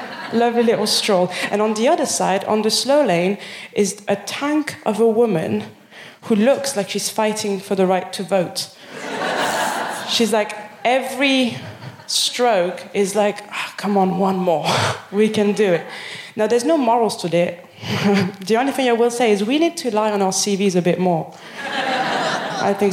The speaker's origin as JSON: {"language": "English", "town": "Paris", "region": "Île-de-France", "country": "France", "second_language": "English", "moved": "as an adult", "lives_now": "Birmingham, United Kingdom", "said": "I'm from Paris"}